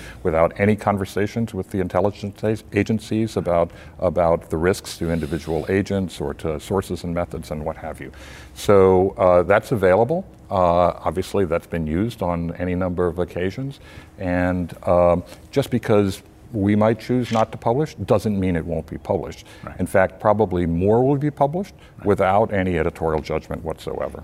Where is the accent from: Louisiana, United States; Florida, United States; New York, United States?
Florida, United States; Tampa; I grew up in Tampa, Florida.